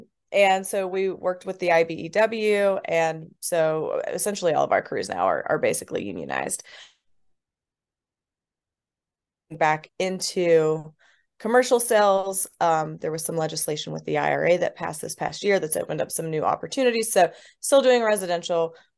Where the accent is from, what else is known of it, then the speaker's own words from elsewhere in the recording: West Virginia, United States; I grew up actually on the Mason-Putnam County line in West Virginia.